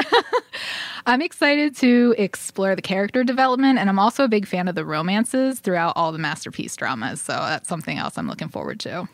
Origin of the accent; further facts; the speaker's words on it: northern Dauphin County, Pennsylvania, United States; I'm from northern Dauphin County, kind of in a more rural area, surrounded by lots of farmland.